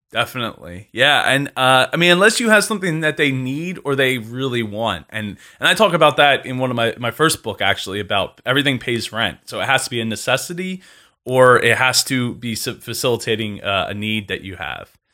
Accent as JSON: {"language": "English", "region": "New Jersey", "country": "United States", "tie": "born or raised there", "said": "I grew up in the house I live"}